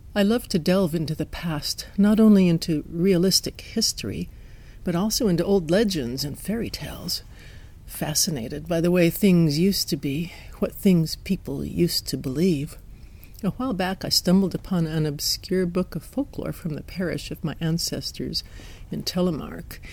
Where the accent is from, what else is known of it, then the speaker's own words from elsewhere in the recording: Wyoming, United States; accent: Wyoming twang; also born or lived in Pacific Northwest, south of Seattle, Washington; now in Washington, United States; a little Wyoming twang in my voice